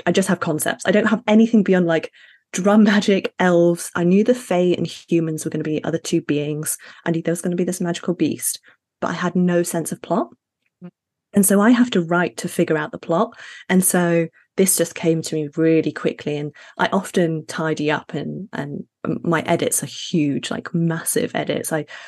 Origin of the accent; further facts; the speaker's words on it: Sheffield, Yorkshire and the Humber, United Kingdom; also born or lived in Middle East / Ghana / Sudan; I'm Ghanaian, Sydney's and British, but I was raised in the Middle East and Sheffield in the UK